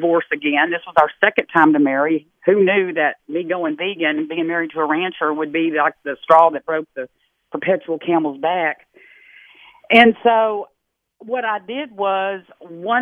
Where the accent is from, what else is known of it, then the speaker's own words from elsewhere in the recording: Texas, United States; I'm from Texas, dyed-in-the-wool Texas girl